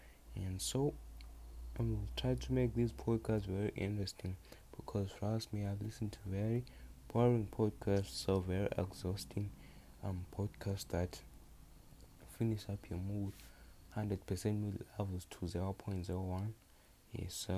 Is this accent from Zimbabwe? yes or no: yes; Zimbabwe; I'm from Zimbabwe, Africa.